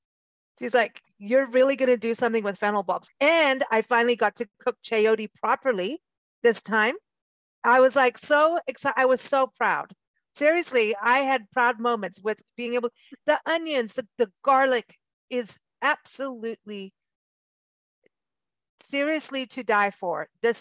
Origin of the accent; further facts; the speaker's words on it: Kenya; that reminded me of being growing up in Kenya.